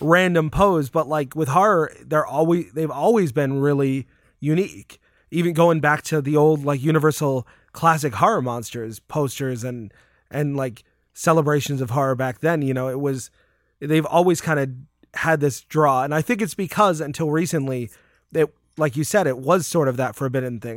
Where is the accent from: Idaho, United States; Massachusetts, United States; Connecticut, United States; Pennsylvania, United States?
Connecticut, United States; I grew up in Connecticut